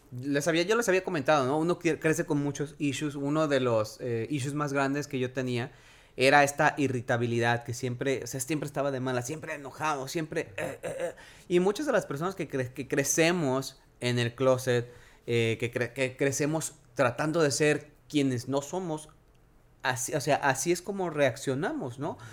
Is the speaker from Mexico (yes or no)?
yes; Mexico; yo nací en México, yo crecí en México